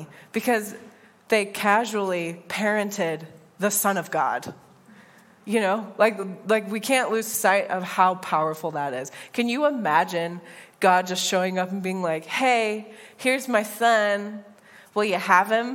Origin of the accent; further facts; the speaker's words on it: United States; moved away as an adult; now in Northern Ireland; as an American